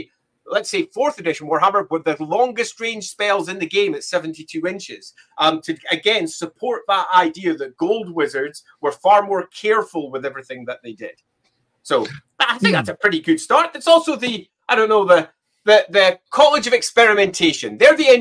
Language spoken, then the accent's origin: English; Scotland, United Kingdom; I'm Scottish. I will often pronounce it Hamon